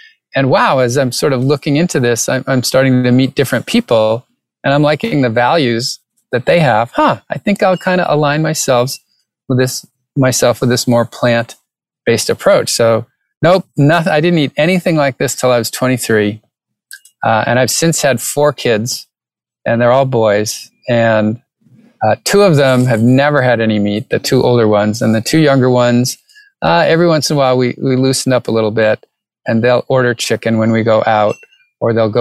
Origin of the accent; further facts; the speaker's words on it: New England, United States; I grew up in New England